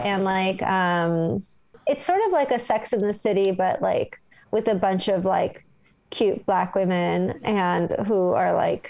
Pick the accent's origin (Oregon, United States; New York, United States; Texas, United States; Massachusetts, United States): New York, United States; As a New Yorker, it just rubbed me the wrong way.